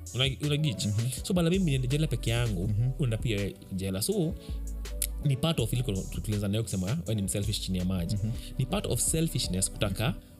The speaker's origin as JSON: {"language": "Swahili", "country": "Kenya", "said": "mi kama mkenya"}